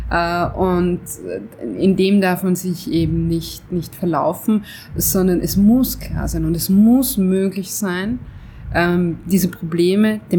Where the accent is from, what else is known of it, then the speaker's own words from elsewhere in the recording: Switzerland; weil ich bin Schweizer, ich bin ein Mann